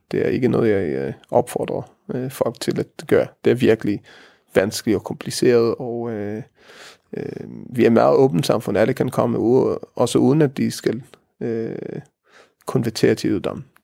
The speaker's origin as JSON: {"language": "Danish", "country": "Denmark", "said": "Vi har til fælles, at vi er danskere og vi er jøder."}